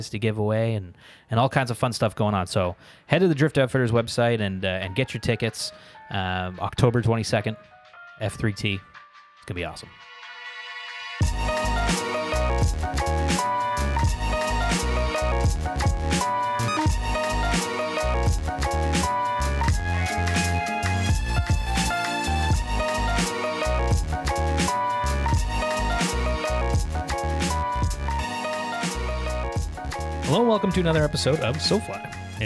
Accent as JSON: {"language": "English", "town": "Ottawa", "region": "Ontario", "country": "Canada", "said": "We're from Ottawa"}